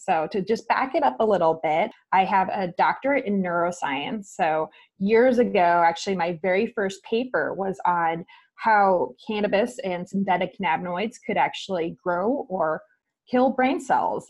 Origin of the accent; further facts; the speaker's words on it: New Jersey, United States; moved away; also born or lived in Texas / California; in New Jersey, where I'm from